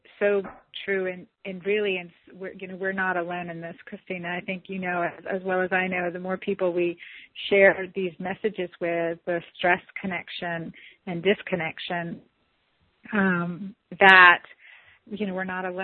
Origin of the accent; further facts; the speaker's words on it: St. Simons Island, Georgia, United States; I'm from St. Simons Island, Georgia